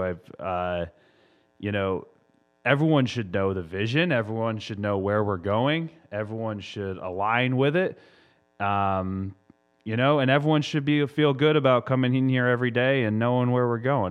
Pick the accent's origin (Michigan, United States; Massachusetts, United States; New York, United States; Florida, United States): Massachusetts, United States; moved away; my home state of Massachusetts